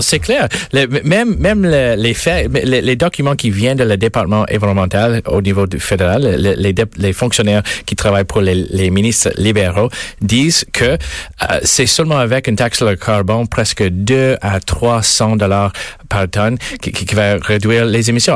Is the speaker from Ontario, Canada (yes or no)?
yes; Mississauga, Ontario, Canada; je viens de Mississauga. Euh, ma famille vient de Mississauga